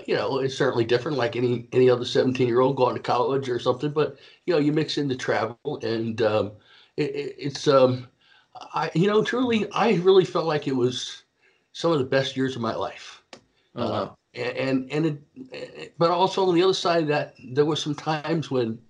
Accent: East Coast of Florida, United States; I grew up on the East Coast of Florida

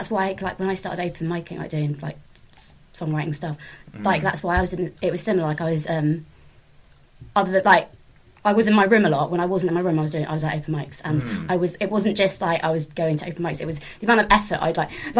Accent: Swindon, South West England, United Kingdom; also born or lived in Plymouth; I was from Swindon, and then I was, I started open micing in Plymouth, and then moved back to Swindon

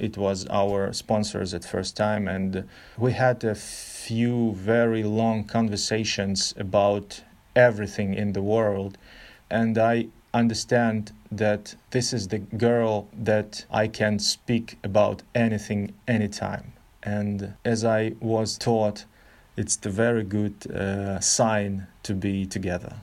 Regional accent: Novosibirsk, Novosibirsk Oblast, Russia; English is a second language; also born or lived in Kyiv, Ukraine; now in Ukraine; I was born in Novosibirsk, Russia

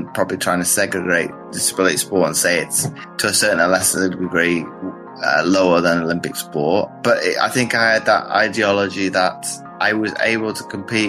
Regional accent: Belgium; Well, I grew up in Belgium and out there for about 19 years.

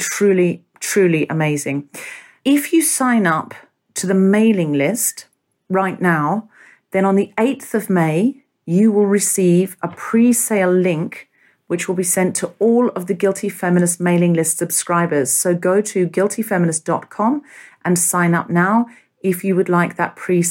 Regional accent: Australia; moved away; I grew up in Australia

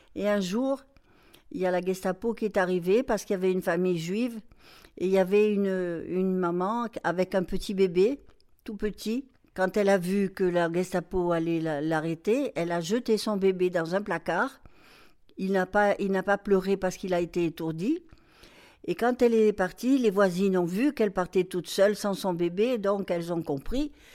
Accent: Marseille, Provence-Alpes-Côte d'Azur, France; moved away as an adult; now in Morocco; à l'âge de, de 3 ans, 2 ans, 3 ans, on est parti habiter Marseille. Et puis voilà, et puis donc j'allais à l'école. On habitait en, banlieue de Marseille, ça s'appelait les Camoins

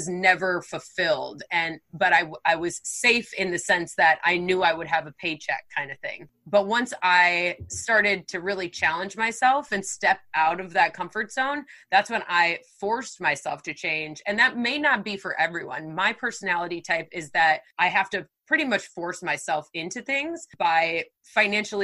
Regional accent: Wisconsin, United States; moved away as an adult; also born or lived in Texas; now in California, United States; I'm from Wisconsin. So I grew up in like very small town, Wisconsin.

